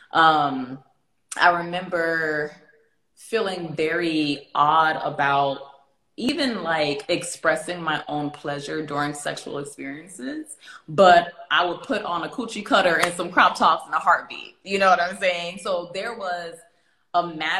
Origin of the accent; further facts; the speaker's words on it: Miami, Florida, United States; I grew up in Miami